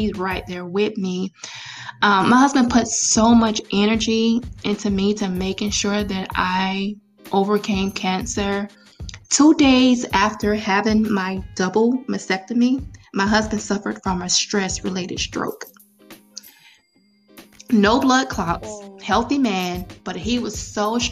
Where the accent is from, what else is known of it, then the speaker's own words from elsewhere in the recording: Florida, United States; now in Atlanta, United States; My husband and I, we're both from Florida. So all of our family is still in Florida